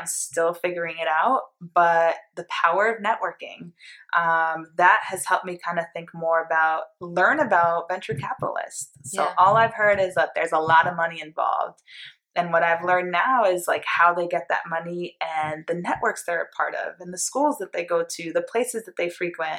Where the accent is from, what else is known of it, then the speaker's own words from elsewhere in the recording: Greenwich, Connecticut, United States; That's why I hate saying I'm from Greenwich.